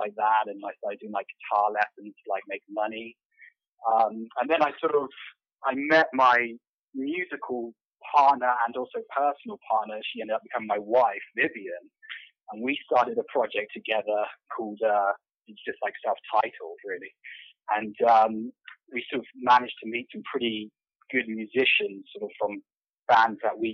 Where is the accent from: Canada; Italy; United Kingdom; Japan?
United Kingdom; Devon, South West England; moved away as an adult; also born or lived in San Diego, United States; now in Los Angeles, United States; I'm from Devon, England, which is actually a sort of a very low-populated area in the southwest